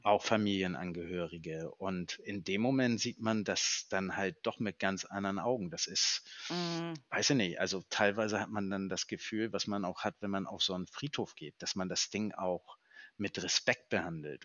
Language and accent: German; Northern Germany, Germany; wir kommen aus dem Norden